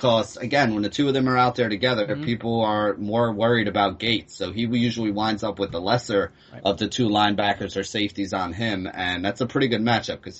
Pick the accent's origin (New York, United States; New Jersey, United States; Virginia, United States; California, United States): New Jersey, United States; I'm from Jersey. We speak weird.